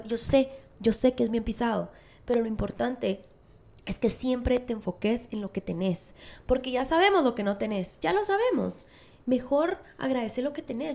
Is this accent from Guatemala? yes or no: yes; Guatemala; moved away; nuestro país, Guatemala